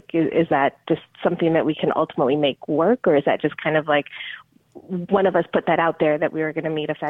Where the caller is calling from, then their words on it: Chicago, Illinois, United States; I'm calling from the Chicago area.